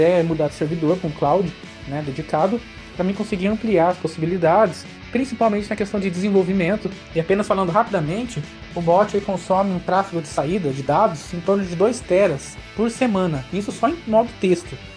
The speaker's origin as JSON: {"language": "Portuguese", "town": "Londrina", "region": "Paraná", "country": "Brazil", "said": "eu sou de Londrina, Paraná."}